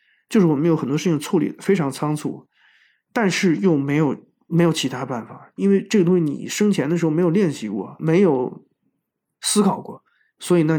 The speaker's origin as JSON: {"language": "Chinese", "country": "China", "said": "我们中国人通常这样认为，就是说这不是你这个年龄应该思考的事情。"}